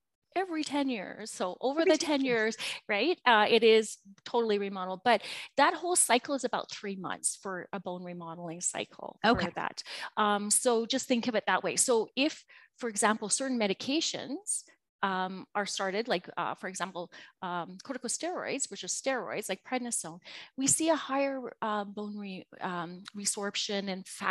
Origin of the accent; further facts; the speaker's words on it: Canada; I am from Canada